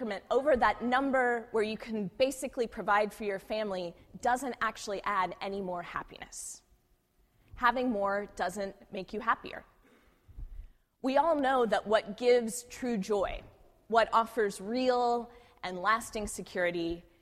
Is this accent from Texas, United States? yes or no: yes; Houston, Texas, United States; now in San Francisco Bay Area, United States; I grew up in Houston during the Enron scandal.